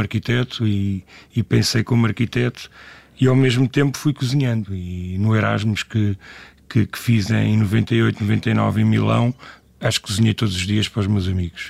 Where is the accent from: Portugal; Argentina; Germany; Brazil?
Portugal; Lisbon; eu sou natural do bairro de Alvalade, e, e, mas eh, vivi cá desde criança